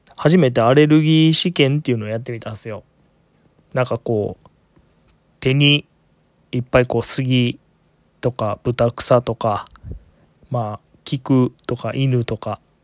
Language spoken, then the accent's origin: Japanese; Kyoto, Japan; 生まれも育ちも京都